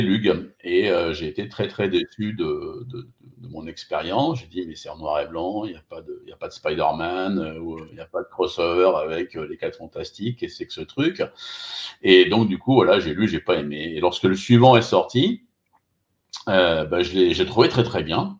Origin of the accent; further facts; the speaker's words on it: Limoges, Nouvelle-Aquitaine, France; je suis de Limoges